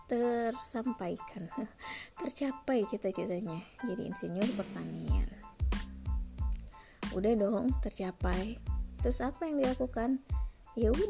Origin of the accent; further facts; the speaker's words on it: Bandung, West Java, Indonesia; accent: Sundanese; kadang si ibu logatnya pakai bahasa Sunda ya karena memang si ibu lahir dan besarnya di Bandung di kota Bandung e, mau ngaku orang Sunda juga nggak ada keturunan Sunda gitu ya orang tua dua-duanya Jawa